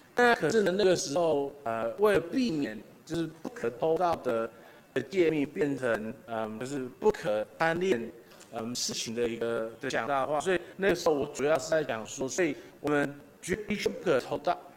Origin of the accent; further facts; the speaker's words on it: Taiwan; 我我也好好的赞美了我们台湾人